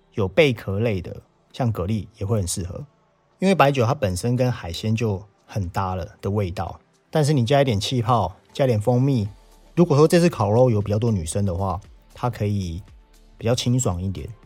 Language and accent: Chinese; Taiwan; 我们台湾人讲的文旦